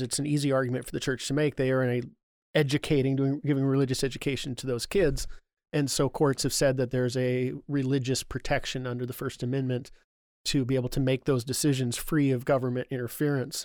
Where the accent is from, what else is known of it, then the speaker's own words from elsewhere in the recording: Burien, Washington, United States; I grew up down in Burien